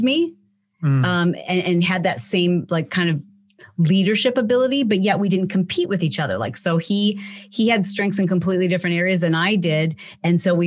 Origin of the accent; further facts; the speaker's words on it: Michigan, United States; I grew up in the Midwest in Michigan